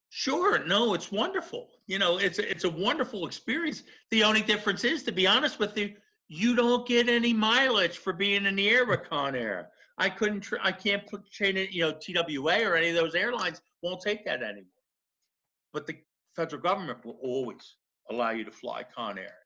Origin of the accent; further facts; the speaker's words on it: Philadelphia, Pennsylvania, United States; specifically South Philly. So that's where my Southern comes from